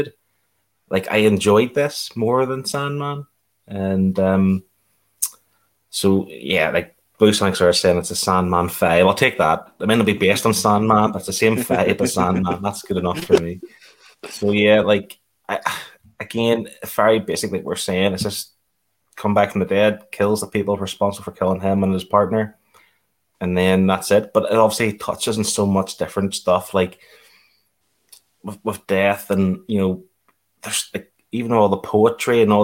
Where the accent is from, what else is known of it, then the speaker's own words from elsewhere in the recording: United Kingdom; us being British